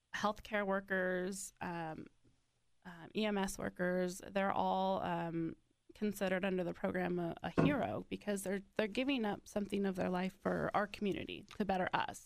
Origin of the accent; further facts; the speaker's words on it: Mendocino County, California, United States; moved away as an adult; I'm originally from Northern California.